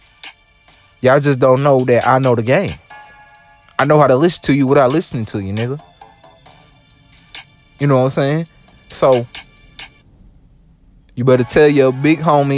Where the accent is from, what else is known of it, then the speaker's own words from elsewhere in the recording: the South, United States; accent: country, Louisiana; I'm from the South